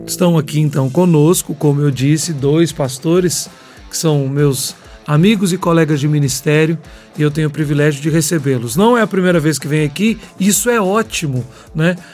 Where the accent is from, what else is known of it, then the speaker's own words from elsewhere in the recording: Belo Horizonte, Minas Gerais, Brazil; moved away; lá em Belo Horizonte, onde eu fui criado